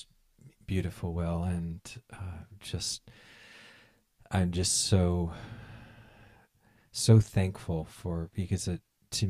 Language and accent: English; Connecticut, United States; I'm from Connecticut.